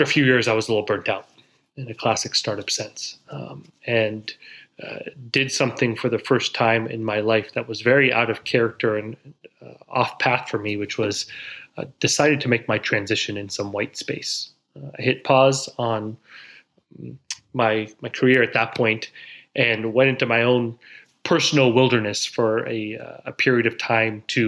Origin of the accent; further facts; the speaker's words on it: Silicon Valley, California, United States; now in New York City, United States; Born and raised in Silicon Valley, in the northern part of California